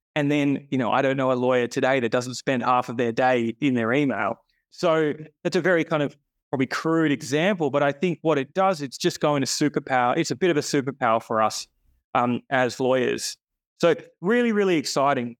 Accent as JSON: {"language": "English", "town": "Sydney", "region": "New South Wales", "country": "Australia", "tie": "born or raised there", "said": "Born and bred, Sydney boy"}